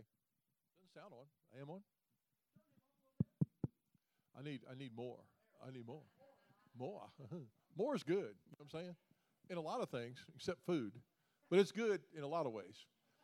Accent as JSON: {"language": "English", "town": "Memphis", "region": "Tennessee", "country": "United States", "tie": "born or raised there", "also_born_or_lived": "Olive Branch, Mississippi", "moved": "as an adult", "lives_now": "Winter Park, United States", "said": "born and raised in Memphis, moved to Orlando, Florida about 13 years ago"}